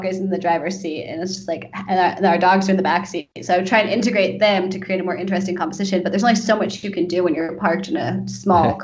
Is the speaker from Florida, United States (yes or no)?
no; Santa Cruz, California, United States; I'm from California, from a place called Santa Cruz.